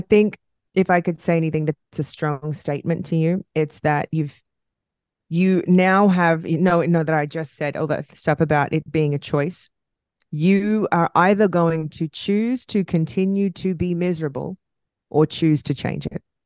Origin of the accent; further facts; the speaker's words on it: Australia; accent: Australian; my Australian accent